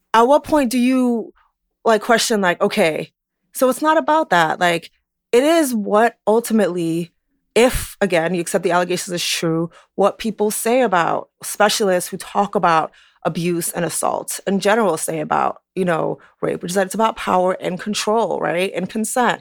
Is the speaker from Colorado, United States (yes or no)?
no; New York City, New York, United States; living in New York, having grown up in New York, you know, just being a New Yorker